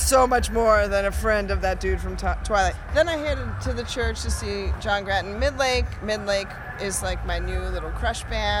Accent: Seattle, Washington, United States; You just hate my hometown.

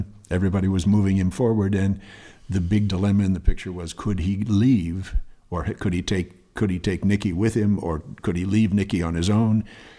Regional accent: West Hollywood, California, United States; also born or lived in St. Paul, Minnesota; I grew up right here. I grew up in West Hollywood.

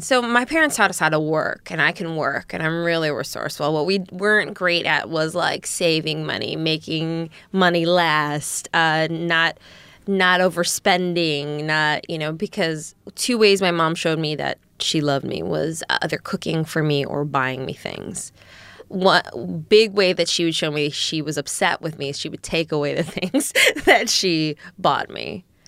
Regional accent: Eagan, Minnesota, United States; I grew up in Eagan, Minnesota. which is a suburb of Saint Paul.

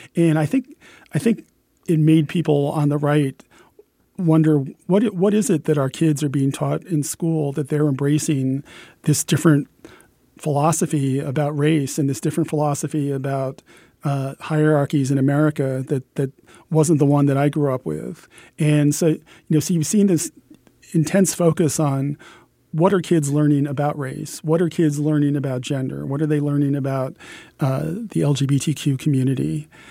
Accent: Pennsylvania, United States; my home state of Pennsylvania

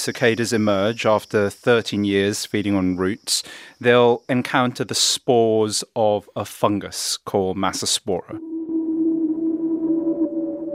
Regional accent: United Kingdom; I'm British

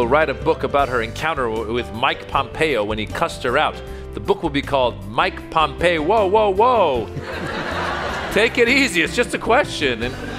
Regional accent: Iran; I'm from Iran

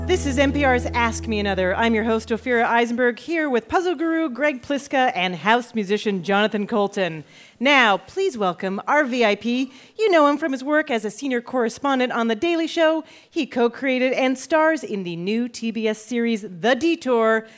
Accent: Alberta, Canada; also born or lived in Toronto; now in United States; Growing up in Alberta

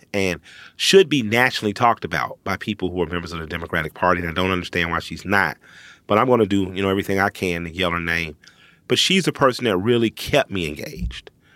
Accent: Atlanta, Georgia, United States; I'm from Atlanta.

